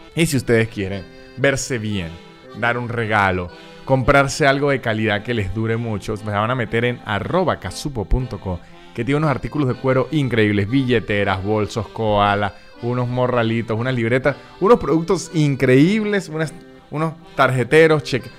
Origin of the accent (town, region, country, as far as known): Venezuela